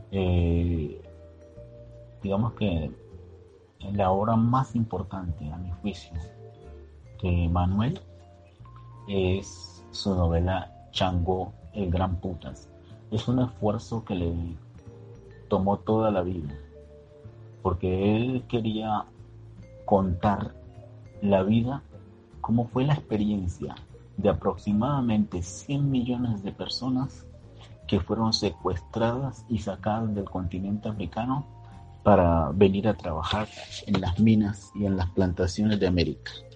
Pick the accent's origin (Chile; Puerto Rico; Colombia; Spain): Colombia; Chocó; moved away; also born or lived in Bogotá; Soy chocuano y educador.